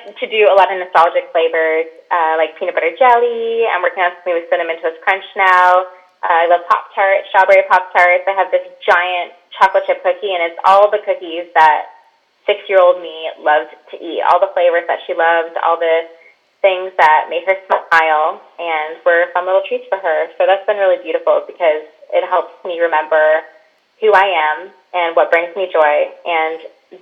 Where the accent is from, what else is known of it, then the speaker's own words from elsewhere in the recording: Michigan, United States; now in Orlando, United States; I live in Orlando, Florida now, but I grew up in Michigan, right on the lake